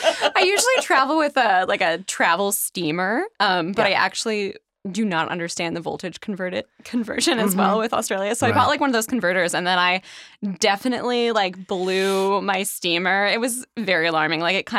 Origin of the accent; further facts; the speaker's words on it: Canada; I'm very Canadian. I guess that's the Canadian thing about me. They can take my accent, but they can't take my politeness.